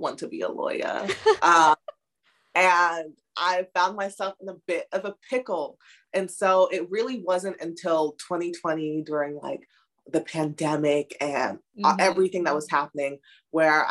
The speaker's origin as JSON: {"language": "English", "town": "Chicago", "region": "Illinois", "country": "United States", "tie": "born or raised there", "also_born_or_lived": "London, England", "said": "I grew up in the Chicago suburbs"}